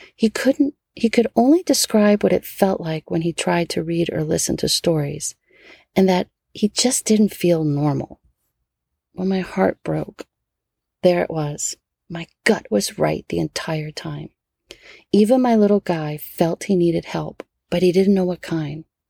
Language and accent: English; New Orleans, Louisiana, United States; born or raised there; now in California, United States